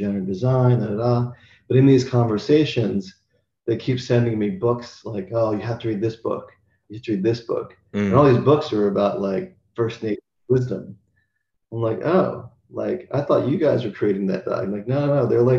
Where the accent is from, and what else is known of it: United States; moved away as an adult; also born or lived in Seattle / Australia; now in Qatar